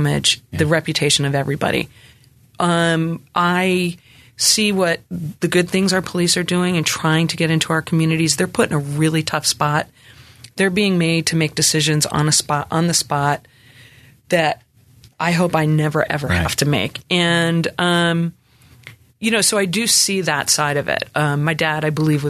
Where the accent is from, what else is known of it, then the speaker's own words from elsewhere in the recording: Camden County, New Jersey, United States; moved away as an adult; now in Memphis, United States; where I come from in New Jersey, I come from Camden County